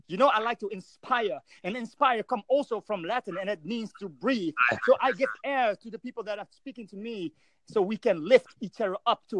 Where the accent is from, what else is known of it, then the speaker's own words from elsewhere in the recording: Netherlands; I'm from the Netherlands, man.